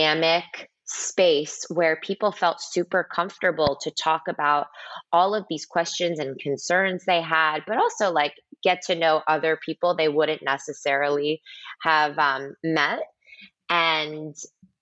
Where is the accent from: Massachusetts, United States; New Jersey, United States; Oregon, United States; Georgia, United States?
New Jersey, United States; moved away as an adult; also born or lived in New York City / Boston; now in Miami, United States; I grew up right outside of New York in New Jersey.